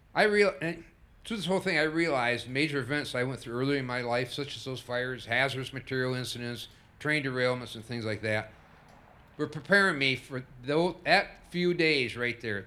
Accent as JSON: {"language": "English", "town": "Sanford", "region": "Michigan", "country": "United States", "tie": "born or raised there", "said": "I'm a lifelong resident of Sanford, and it's my hometown in every sense"}